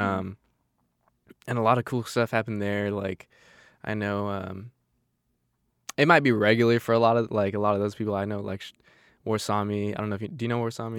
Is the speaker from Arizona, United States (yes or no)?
yes; Arizona, United States; now in Marysville, United States; I'm from Arizona, it's just not a whole, whole lot going on